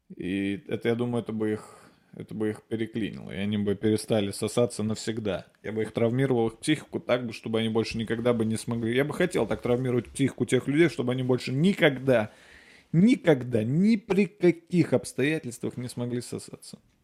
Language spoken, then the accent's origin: Russian; Nizhny Novgorod, Nizhny Novgorod Oblast, Russia; born or raised there; moved away